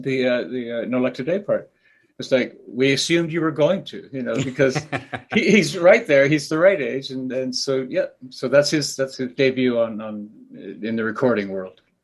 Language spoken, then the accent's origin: English; Canada; also born or lived in Wales; I was growing up in Canada